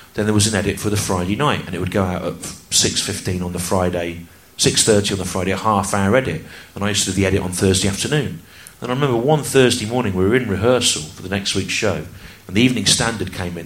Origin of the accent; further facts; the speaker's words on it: United Kingdom; I grew up in the Midlands